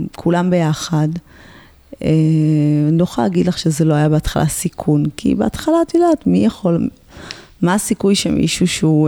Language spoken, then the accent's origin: Hebrew; Ramla, Central District, Israel; גדלתי ברמלה, עיר אה, רב-תרבותית